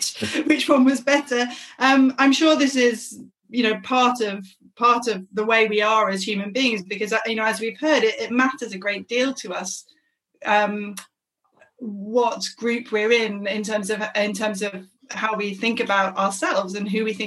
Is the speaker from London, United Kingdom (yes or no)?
yes; London, United Kingdom; I'm a Londoner, so if I talk to someone from Northern Ireland, that my Londoner is my identity. But if I talk to someone from North London, then I'm a South Londoner.